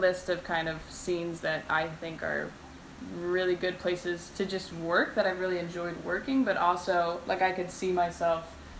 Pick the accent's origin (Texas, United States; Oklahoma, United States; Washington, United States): Washington, United States; Renton; moved away as an adult; also born or lived in Seattle; now in Los Angeles, United States; I'm from Renton.